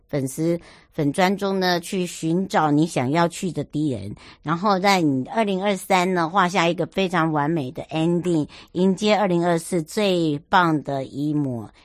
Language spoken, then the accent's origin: Chinese; Huadong Valley, eastern Taiwan, Taiwan; moved away; 我的故乡，华东纵谷